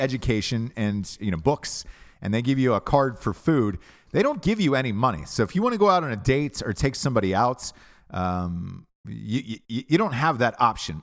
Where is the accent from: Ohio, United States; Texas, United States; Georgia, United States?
Georgia, United States; moved away; also born or lived in Alabama; I'm from Georgia originally, went to Alabama